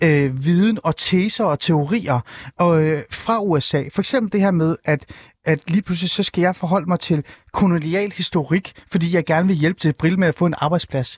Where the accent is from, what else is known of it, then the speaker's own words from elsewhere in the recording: Iran; now in Denmark; jeg er jo selv iraner.